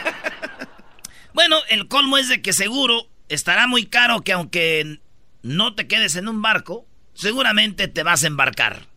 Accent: Michoacán, Mexico; moved away; soy michoacano

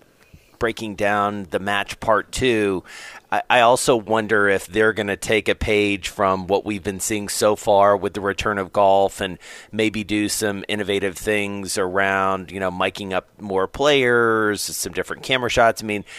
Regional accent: the South, United States; You know, growing up in the South, you go into these smaller towns in Georgia and Alabama and elsewhere

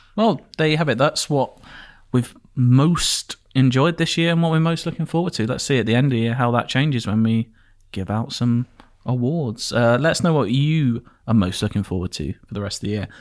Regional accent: Enfield, London, United Kingdom; also born or lived in Edmonton, London; my hometown, mm-hmm. Enfield in North London

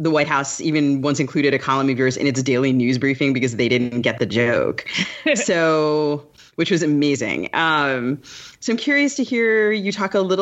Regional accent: United States; I grew up reading the Washington Post, which I consider one of the more voice-driven national newspapers, and it's also obviously my hometown favorite

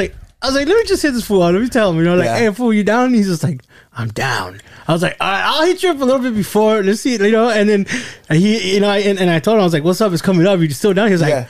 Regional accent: United States; I grew up here in the States and, you know, I do, you know, I went to school. I spoke English at school.

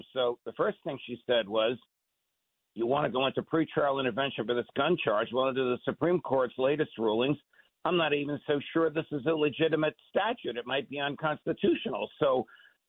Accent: Jersey Shore, New Jersey, United States; I was raised on the Jersey Shore

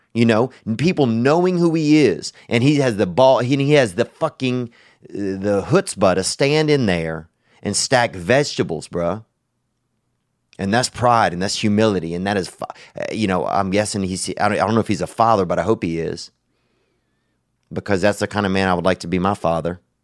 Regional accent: Louisiana, United States; when I was growing up in Louisiana

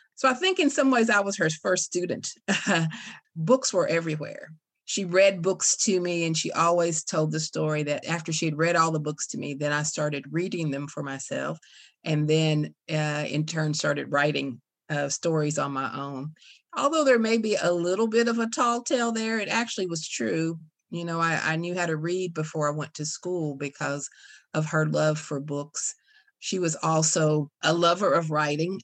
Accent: Casey County, Kentucky, United States; I grew up in Casey County, grew up in, in a little place called Indian Creek.

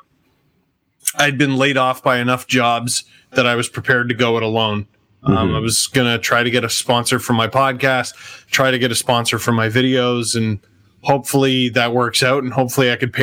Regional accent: Toronto, Ontario, Canada; growing up in Scarborough, and which wasn't part of Toronto yet

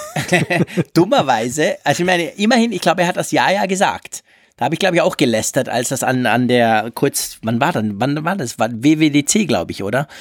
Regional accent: Switzerland; für mich als Schweizer

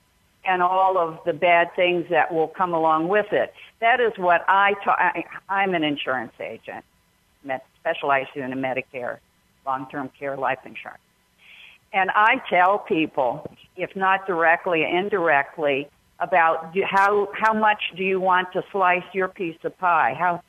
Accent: Broward County, Florida, United States; I'm a 72-year-old female. I've lived other places, but born and raised in Broward County, Florida.

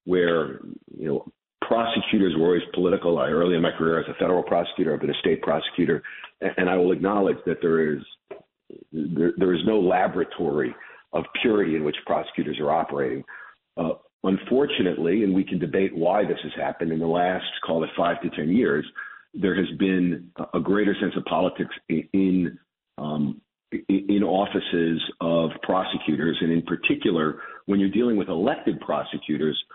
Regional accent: Chicago, Illinois, United States; also born or lived in Brooklyn, New York; I was born in Brooklyn when I was a kid, in 1968, my parents moved me to Chicago

